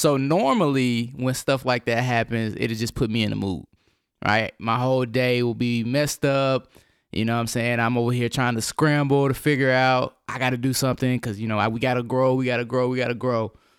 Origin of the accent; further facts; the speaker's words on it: Nashville, Tennessee, United States; Yes, for sure, because we're actually from Nashville.